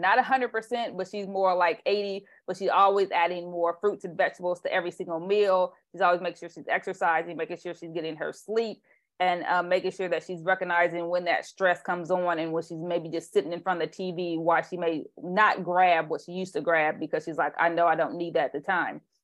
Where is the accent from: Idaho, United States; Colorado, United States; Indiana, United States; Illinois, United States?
Indiana, United States; also born or lived in Tennessee; now in California, United States; I'm from Indiana